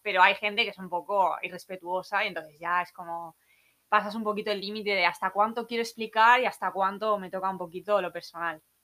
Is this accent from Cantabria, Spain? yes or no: no; Alicante, Valencian Community, Spain; moved away as an adult; also born or lived in London; now in Byron Bay, Australia; Vengo de Alicante, España